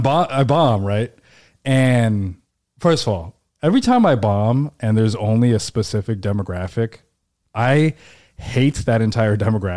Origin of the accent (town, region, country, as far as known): Seattle, Washington, United States; born or raised there; now in New York, United States